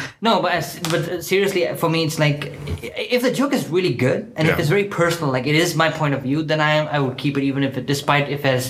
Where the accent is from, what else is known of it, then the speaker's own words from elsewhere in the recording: India; now in Germany; I can't change the fact that I'm Indian.